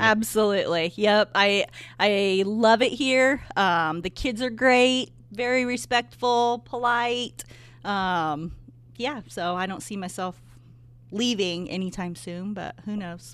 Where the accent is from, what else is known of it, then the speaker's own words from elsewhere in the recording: Bourbon, Indiana, United States; also born or lived in Bloomington, Indiana; I am from Bourbon. I went to Triton High School